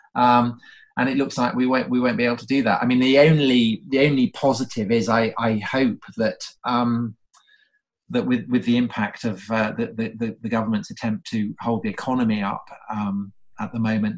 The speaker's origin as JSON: {"language": "English", "area": "outside Salisbury", "region": "South West England", "country": "United Kingdom", "tie": "born or raised there", "said": "we we grew up outside Salisbury"}